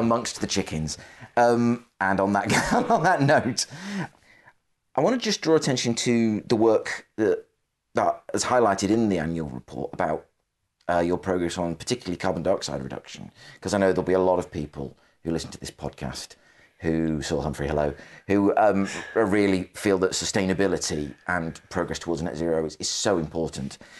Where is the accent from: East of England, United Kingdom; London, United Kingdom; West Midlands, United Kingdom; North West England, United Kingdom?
North West England, United Kingdom; the Northwest; I'm from the Northwest, so I grew up, my parents taken me to the C W S store in Lee